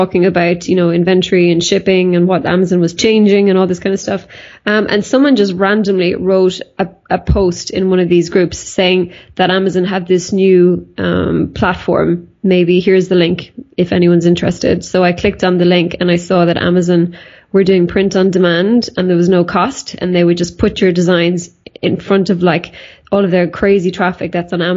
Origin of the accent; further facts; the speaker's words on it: Ireland; I'm from Ireland